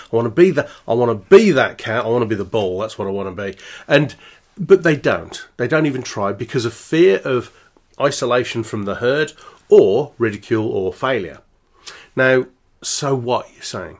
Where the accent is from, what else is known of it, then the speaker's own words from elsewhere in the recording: Birmingham, West Midlands, United Kingdom; I'm from Birmingham.